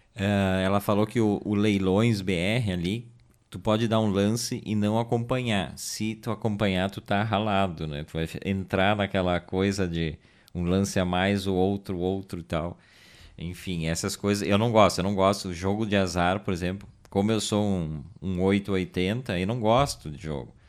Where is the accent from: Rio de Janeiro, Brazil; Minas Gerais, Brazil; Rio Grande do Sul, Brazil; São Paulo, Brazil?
Rio Grande do Sul, Brazil; Garibaldi; also born or lived in Caxias do Sul; Mas eu me criei, vivi trinta e poucos anos em Garibaldi, sou natural de Garibaldi